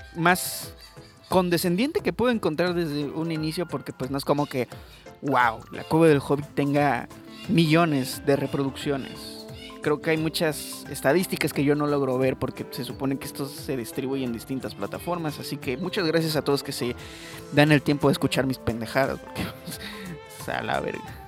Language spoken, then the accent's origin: Spanish; Mexico; yo soy mexicano